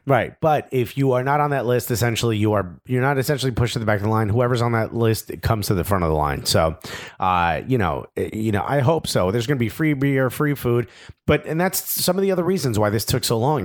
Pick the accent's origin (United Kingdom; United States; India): United States; outside of Miami, Florida; I was raised outside of Miami